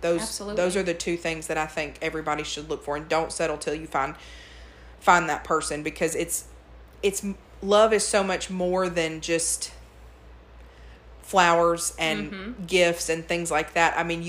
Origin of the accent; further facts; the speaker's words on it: Murfreesboro, Tennessee, United States; born there; Second of all, I want to say that I was born in Murfreesboro.